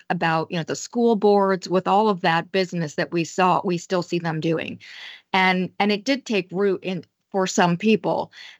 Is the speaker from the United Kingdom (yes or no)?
no; Detroit, Michigan, United States; I'm from Detroit.